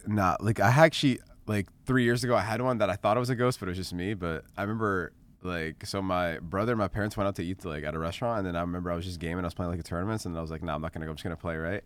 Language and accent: English; Canada; moved away; growing up in Canada